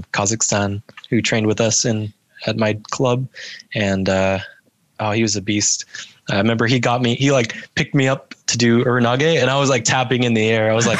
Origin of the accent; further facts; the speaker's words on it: United States; I was born in America and then I got my Canadian citizenship through my mom from Canada.